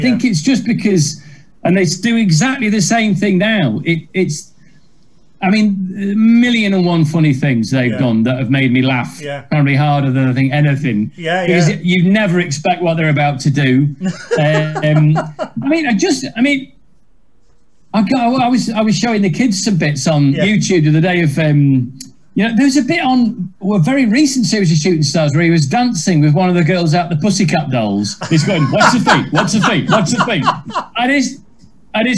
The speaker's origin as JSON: {"language": "English", "town": "Macclesfield", "region": "North West England", "country": "United Kingdom", "tie": "born or raised there", "said": "I was not born in Yorkshire. I was born in Macclesfield."}